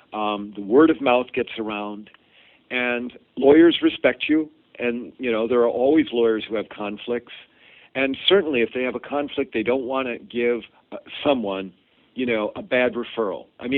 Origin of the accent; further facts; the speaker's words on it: Boston, Massachusetts, United States; found out that I was from Boston and had this background